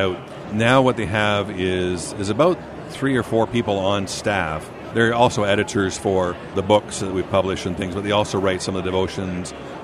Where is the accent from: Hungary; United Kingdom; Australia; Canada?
Canada; I've been a Canadian my entire life.